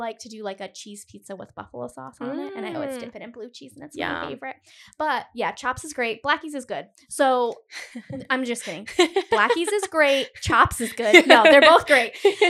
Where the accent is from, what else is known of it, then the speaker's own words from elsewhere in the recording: Cumberland, Rhode Island, United States; I'm from Cumberland